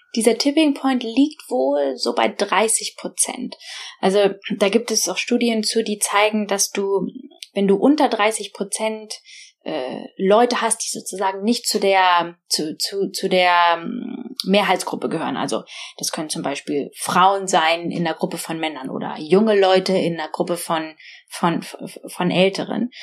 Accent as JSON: {"language": "German", "country": "Germany", "moved": "as an adult", "lives_now": "Oxford, United Kingdom", "said": "Englisch war nicht meine meine Muttersprache und ich konnte auch nicht so besonders gut Englisch und ich war auch schon durch dieses deutsche System sehr geprägt"}